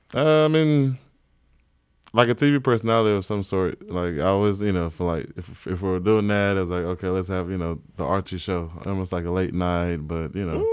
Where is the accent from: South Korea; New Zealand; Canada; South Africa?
South Africa; Johannesburg, Gauteng; born or raised there; also born or lived in South Carolina; now in New York, United States